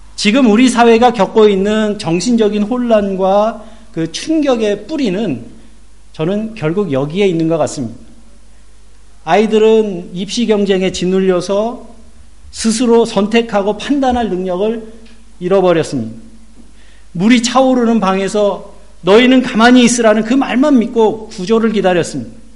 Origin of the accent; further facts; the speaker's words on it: South Korea; now in Germany; 저는 한국의 목회자의 한 사람으로서